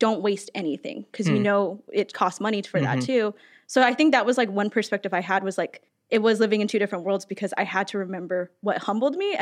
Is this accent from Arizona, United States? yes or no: yes; Arizona, United States; moved away as an adult; growing up in Arizona where non-natives and natives like grew up together